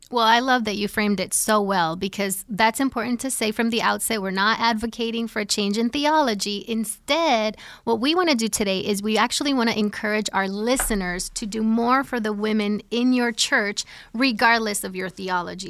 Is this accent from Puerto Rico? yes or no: yes; Puerto Rico; moved away as an adult; now in New Jersey, United States; I'm originally from Puerto Rico